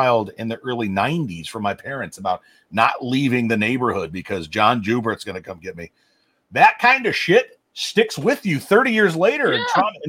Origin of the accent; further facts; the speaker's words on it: Omaha, Nebraska, United States; I grew up in Omaha in the early 90s. I was an 80s kid, grew up in the early 90s.